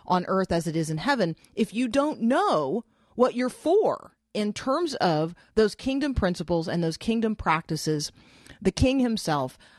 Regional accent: Florida, United States; I grew up mostly in Florida

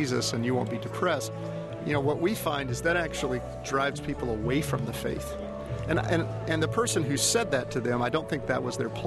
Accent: Houston, Texas, United States; I'm from Houston. I actually grew up outside of Houston

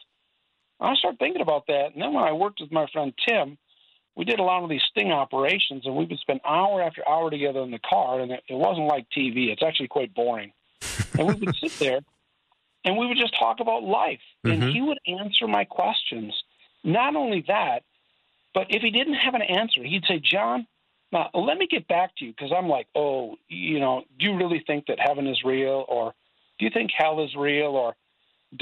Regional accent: Burnsville, Minnesota, United States; I grew up in Burnsville, just 35 minutes south of where I minister now

